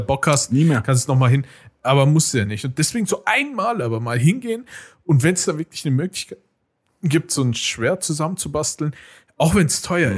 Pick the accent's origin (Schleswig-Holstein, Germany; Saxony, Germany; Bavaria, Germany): Bavaria, Germany; Munich; als Münchner